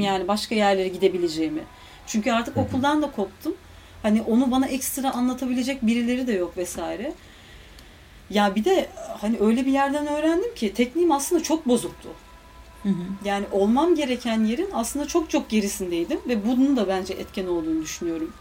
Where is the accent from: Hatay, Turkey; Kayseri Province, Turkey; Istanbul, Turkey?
Istanbul, Turkey; ben İstanbul'un bir köyü gibi bir yerde büyüdüm